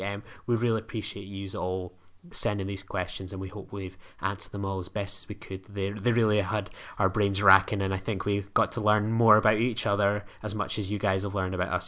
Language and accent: English; United Kingdom; I am a British individual